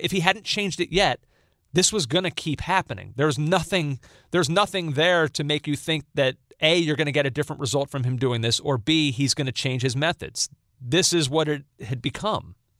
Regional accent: United States; as an American

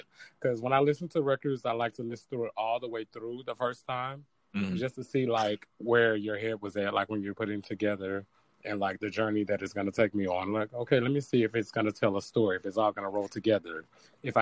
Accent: the South, United States; I'm from the South

